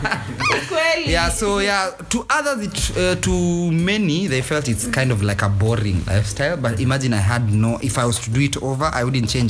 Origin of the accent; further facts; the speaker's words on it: Nairobi, Kenya; I was from Nairobi